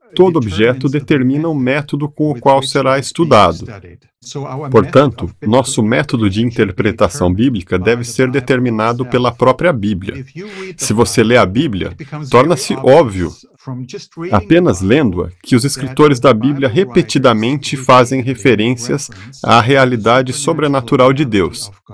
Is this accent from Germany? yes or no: yes; Germany; also born or lived in Austria; now in United States; nasci e fui criado na Alemanha